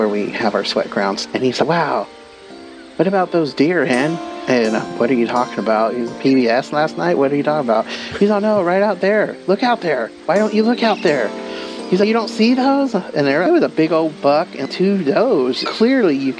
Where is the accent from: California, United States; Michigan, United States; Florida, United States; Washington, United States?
California, United States; Northern; I'm Yurok and Pomo from Northern California